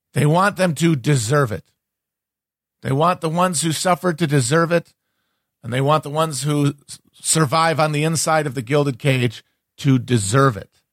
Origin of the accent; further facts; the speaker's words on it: United States; I'm just an American.